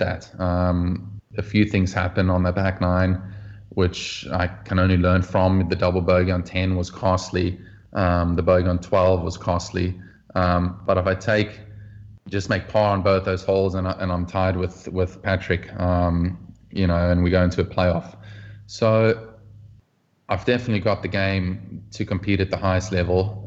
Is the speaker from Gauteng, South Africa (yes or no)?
no; Oudtshoorn, Western Cape, South Africa; moved away; also born or lived in Bellville; growing up in South Africa, you play all kinds of team sports as a kid